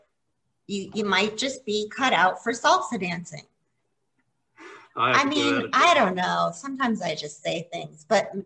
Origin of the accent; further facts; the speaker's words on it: Florida, United States; now in Ohio, United States; I grew up in Florida.